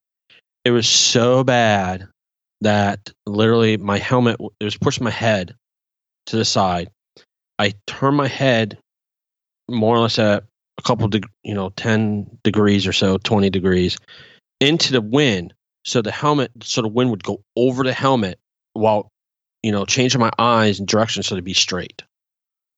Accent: Virginia, United States

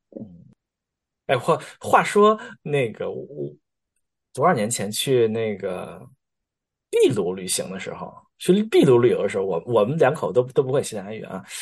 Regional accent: China; accent: Chinese accent; moved away; 中国口音根深蒂固，怎么带都带不走

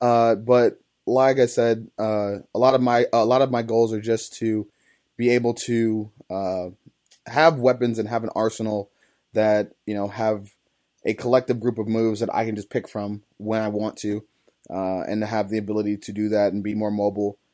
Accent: East Cleveland, Ohio, United States; I grew up in East Cleveland, on the east side of Cleveland, Ohio

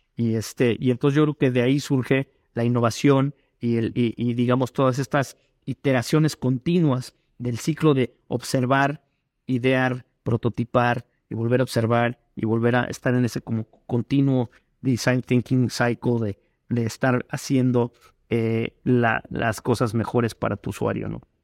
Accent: Mexico; todos somos mexicanos

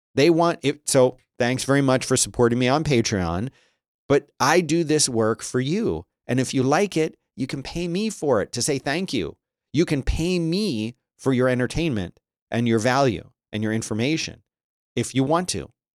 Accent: United States; I'm American.

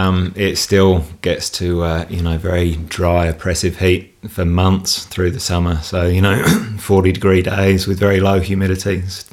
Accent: England, United Kingdom; moved away as an adult; now in Newbury, Australia; I'm English.

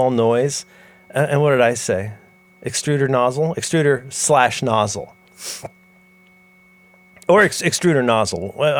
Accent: Ohio, United States; That's why I sound like that.

